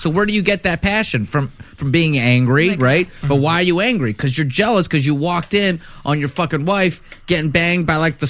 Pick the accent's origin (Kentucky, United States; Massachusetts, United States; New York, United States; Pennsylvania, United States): Pennsylvania, United States; Pittsburgh; I grew up in Pittsburgh